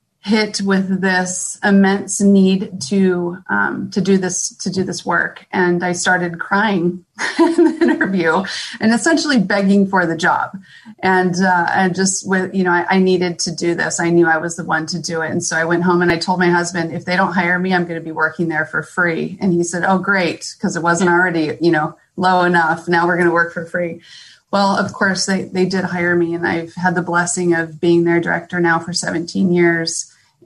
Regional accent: San Diego, California, United States; moved away as an adult; now in Temecula, United States; I was born and raised in San Diego

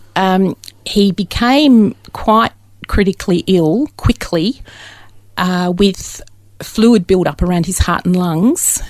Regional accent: Dandenong, Victoria, Australia; I was born very locally in Dandenong, which isn't that far away.

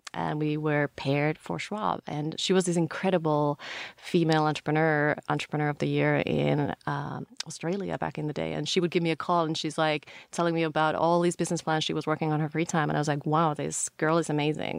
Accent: Finland; moved away as an adult; also born or lived in Paris / London; now in United States; I grew up in Finland and lived there until end of university

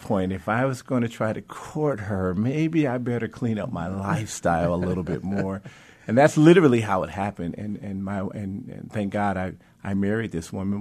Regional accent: Mount Clemens, Michigan, United States; moved away; grew up in the suburbs of Detroit, little city called Mount Clemens

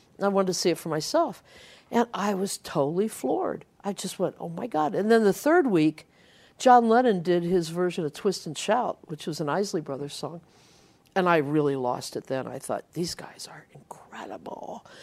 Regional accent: Ohio, United States; I was growing up in Ohio

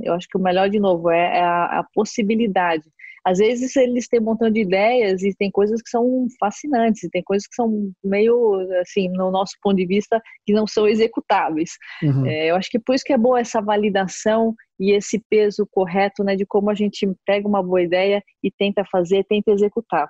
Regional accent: Brazil; como brasileiro

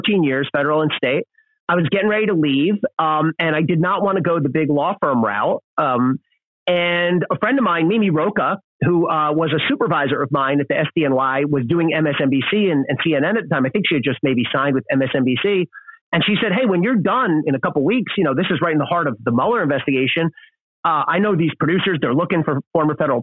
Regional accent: outside Philadelphia, New Jersey, United States; I grew up outside of Philadelphia in South Jersey

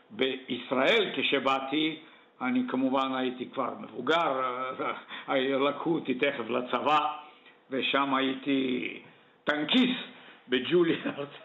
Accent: Sofia, Sofia City, Bulgaria; also born or lived in Dupnitsa, Bulgaria; now in Israel; אני נולדתי וגרתי בסופיה בבולגריה

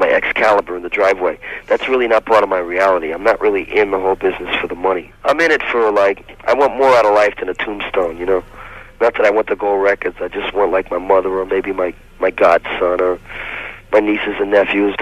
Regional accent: New York, United States; moved away; also born or lived in San Francisco; New York is home sweet home for me. I grew up there

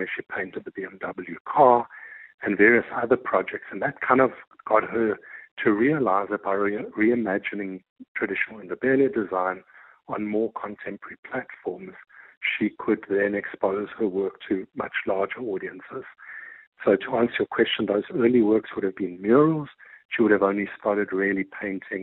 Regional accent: South Africa; our identity as South African

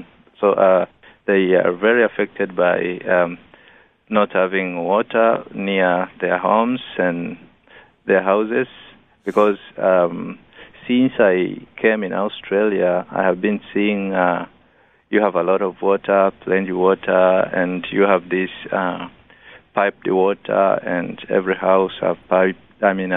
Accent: Rorya district, Mara, Tanzania; where I'm coming from Rorya district, and Rorya is found in the northern part of Tanzania

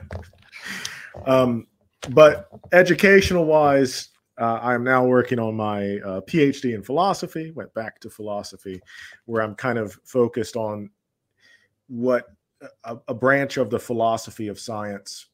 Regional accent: Georgia, United States; I grew up in, uh, the southern United States, what's commonly referred to as the Bible Belt, uh, in the state of Georgia

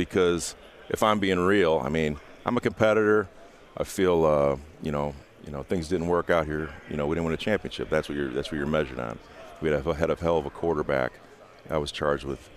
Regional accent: Indiana, United States; my roots run much deeper than the Colts. I'm from Indiana.

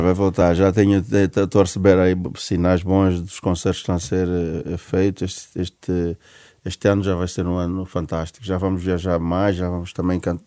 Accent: Benguela, Angola; moved away as an adult; now in Portugal; a minha terra tem Baía Azul

